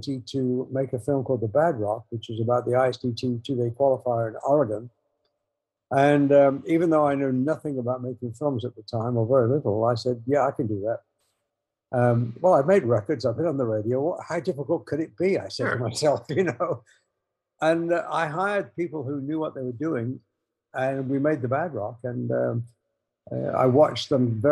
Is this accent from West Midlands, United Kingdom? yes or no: yes; Coventry, West Midlands, United Kingdom; moved away; I was born in England in Coventry